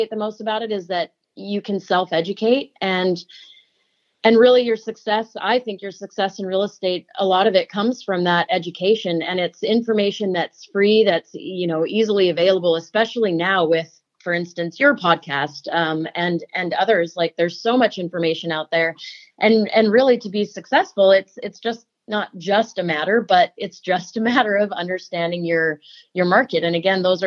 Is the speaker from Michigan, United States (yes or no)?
no; California, United States; also born or lived in Scotland / Ireland / Alberta; now in Victoria, Canada; I'm actually originally from California